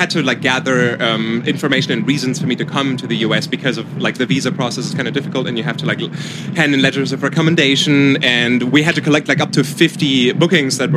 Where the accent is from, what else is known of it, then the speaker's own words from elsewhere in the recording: Germany; English is a second language; I'm from Germany.